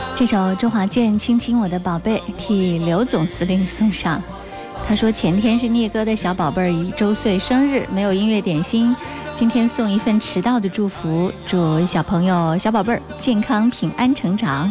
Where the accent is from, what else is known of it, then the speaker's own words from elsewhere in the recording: Hubei, China; 我们湖北人